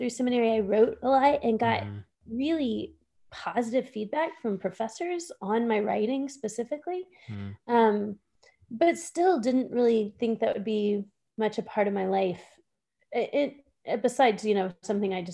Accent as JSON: {"language": "English", "region": "Texas", "country": "United States", "tie": "born or raised there", "moved": "as an adult", "lives_now": "Pittsburgh, United States", "said": "I grew up in Texas"}